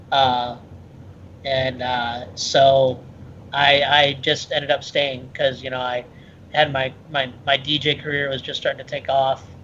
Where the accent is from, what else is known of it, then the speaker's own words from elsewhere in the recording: Michigan, United States; also born or lived in Ohio; No, I'm originally from Midwest, Michigan and Ohio.